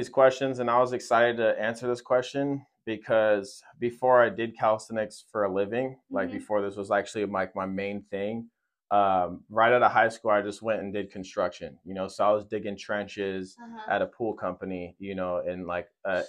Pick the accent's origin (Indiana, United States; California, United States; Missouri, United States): California, United States; Fresno; I'm born and raised in Fresno, California. I'm 23 years old